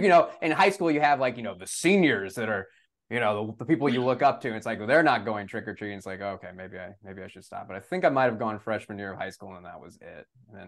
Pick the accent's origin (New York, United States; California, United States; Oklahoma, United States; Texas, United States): Texas, United States; San Antonio; growing up in San Antonio, I remember more Halloweens where I was sweating in my costume than a cold.